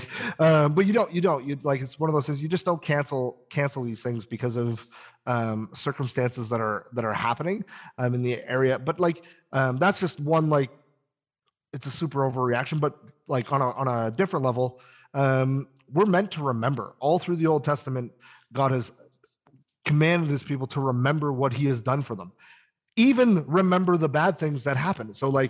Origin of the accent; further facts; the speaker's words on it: Canada; So we are Canadian citizens.